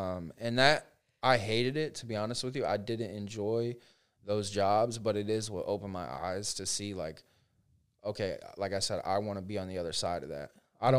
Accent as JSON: {"language": "English", "town": "Frostproof", "region": "Florida", "country": "United States", "tie": "born or raised there", "said": "growing up in Frostproof or being in a small town my first year, I had no idea how fast things really move."}